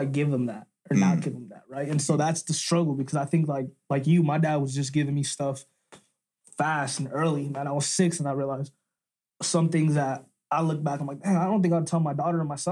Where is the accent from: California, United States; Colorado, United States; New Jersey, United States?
Colorado, United States; Denver; where I come from. I would say at this point, right when I went to Knapp Elementary